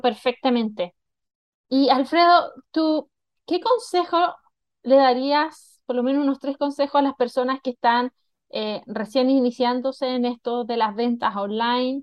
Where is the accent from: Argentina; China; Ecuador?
China; also born or lived in Chile; now in Mexico; yo nací en Chile, eh, como muchos también de la audiencia conocen, yo viví toda mi juventud en China